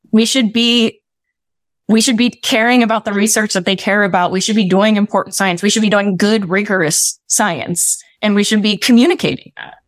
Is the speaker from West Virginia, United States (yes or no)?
yes; West Virginia, United States; my experience growing up in West Virginia